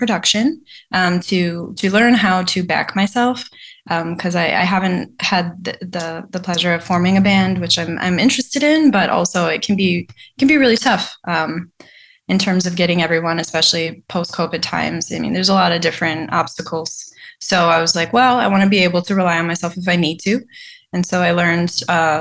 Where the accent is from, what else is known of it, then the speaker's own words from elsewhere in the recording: Mukwonago, Wisconsin, United States; I grew up in Maquonago, Wisconsin